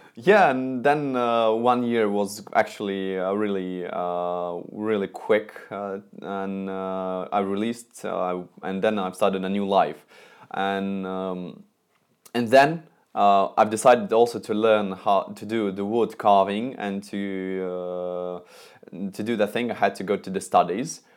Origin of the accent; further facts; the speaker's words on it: Moscow, Russia; I'm from Moscow, Russia